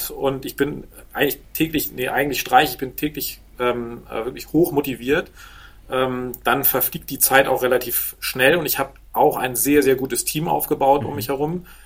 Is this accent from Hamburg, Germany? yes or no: yes; Hamburg, Germany; now in Handewitt, Germany; Ich bin gebürtiger Hamburger und seit mittlerweile ja, fast 15 Jahren Wahl- Flensburger, äh, genauer gesagt sogar Waal-Handewitter äh, in einem Vorort von Flensburg.